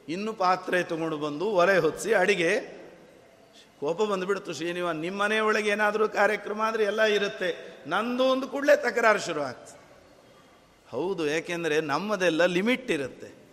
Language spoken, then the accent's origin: Kannada; Bagalkot, Karnataka, India; ನಾವು ಬಾಗಲಕೋಟೆಯಿಂದ ಬಂದವರು